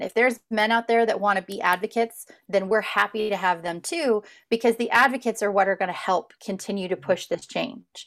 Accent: just outside of Indianapolis, United States; also born or lived in Southern California; now in Kentucky, United States; I grew up just outside of Indianapolis

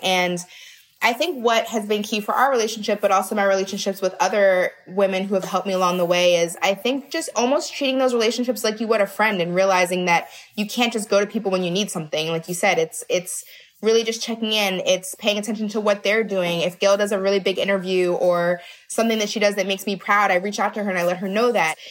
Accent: outside of Baltimore, Maryland, United States; I grew up in outside of Baltimore

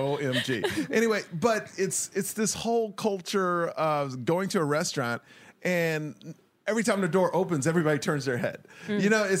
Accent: Houston, Texas, United States; moved away as an adult; also born or lived in Miami; now in Los Angeles, United States; because I'm not from here, I'm from Houston.

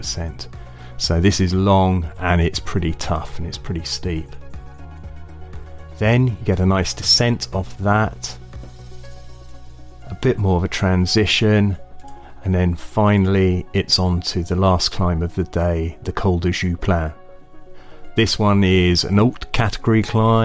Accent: United Kingdom; I'm British.

